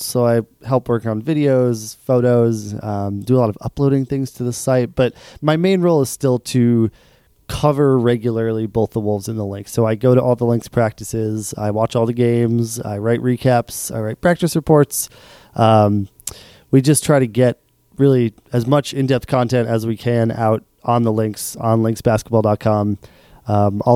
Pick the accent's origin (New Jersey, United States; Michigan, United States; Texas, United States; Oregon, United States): Oregon, United States; Portland; now in Minnesota, United States; So I grew up in Portland, Oregon, not Portland, Maine